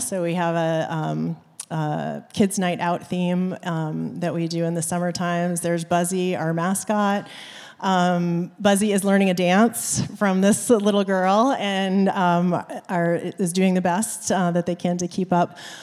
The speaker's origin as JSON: {"language": "English", "region": "Maine", "country": "United States", "tie": "born or raised there", "moved": "as an adult", "lives_now": "South Bend, United States", "said": "I am a transplant from the East Coast. I grew up in Maine, and I moved to the South Bend area in, um, two thousand and one."}